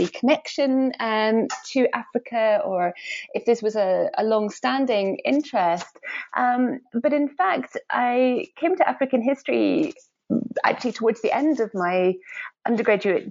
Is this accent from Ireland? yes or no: no; Edinburgh, Scotland, United Kingdom; I grew up in Edinburgh, in Scotland